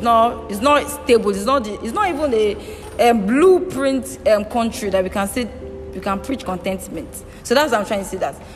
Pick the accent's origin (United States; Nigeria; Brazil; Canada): Nigeria